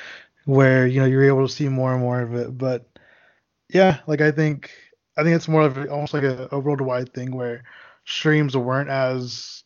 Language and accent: English; Texas, United States; I'm from Texas